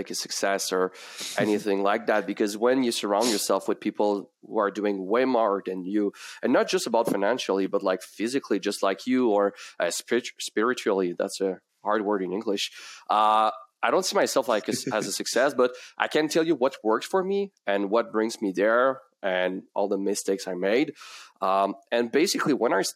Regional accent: Quebec, Canada; accent: French; first language French; English is a second language; that beautiful accent, it's because my first language is French

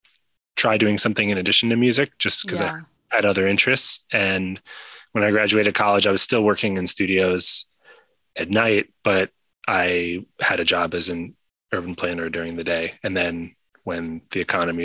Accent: New York City, New York, United States; now in Los Angeles, United States; I'm originally from New York City.

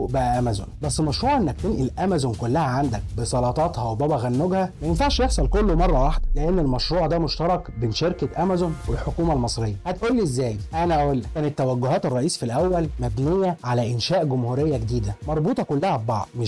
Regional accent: Egypt

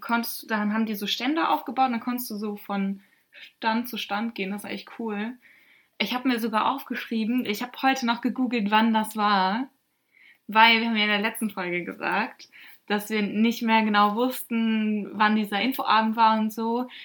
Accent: North Rhine-Westphalia, Germany; wir kommen halt aus NRW

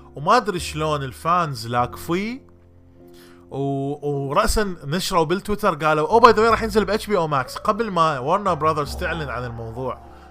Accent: Iraq; accent: Iraqi Arabic; also born or lived in Jordan; now in United States; لهجتي لغتي العربيه العراقيه

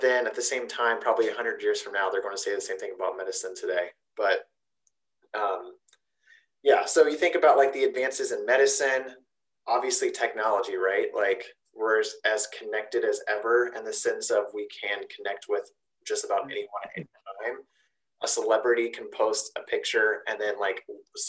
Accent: Zanesville, Ohio, United States; accent: Zanesvillian; My Zanesvillian accent

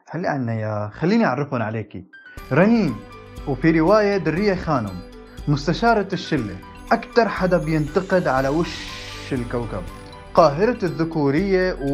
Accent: Saudi Arabia; also born or lived in Syria; now in Jordan; من سوريا وتربيت بالسعودية وحاليا عايش بالأردن

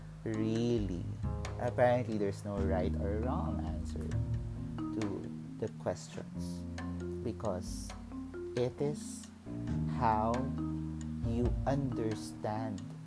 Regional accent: Mandaluyong, Metro Manila, Philippines; I grew up in Mandaluyong

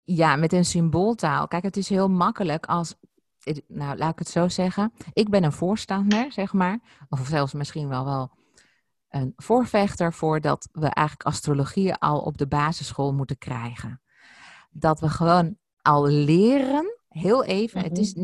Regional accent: Ibiza, Balearic Islands, Spain; ons huis op Ibiza, waar ik geboren ben

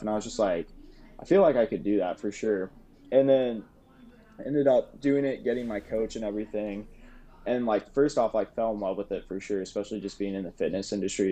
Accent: St. Louis, Missouri, United States; also born or lived in Springfield, Missouri; I'm from St. Louis

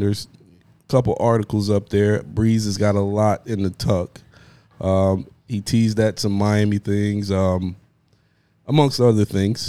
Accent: Jamaica; I'm Jamaican.

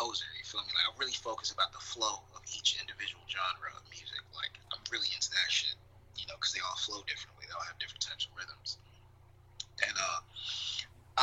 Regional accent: Little Rock, Arkansas, United States; now in Winter Park, United States; Growing up in Arkansas, kind of just it's no resources

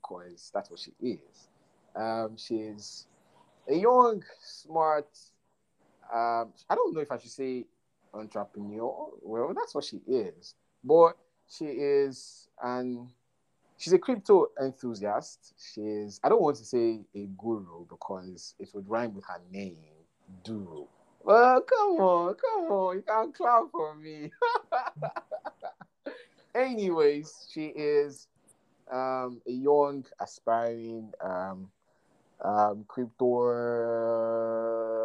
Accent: Nigeria; being a Nigerian

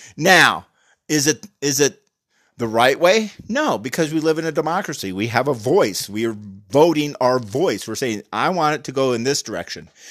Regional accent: United States; We're Americans

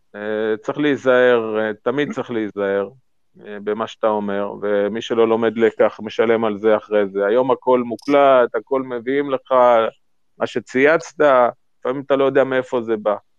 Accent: Central District, Israel; כשאני גדלתי שם כילד

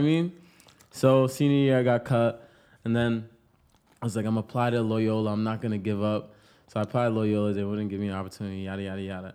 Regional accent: Pawtucket, Rhode Island, United States; moved away as an adult; now in Los Angeles, United States; I'm from Pawtucket, Rhode Island, The Bucket.

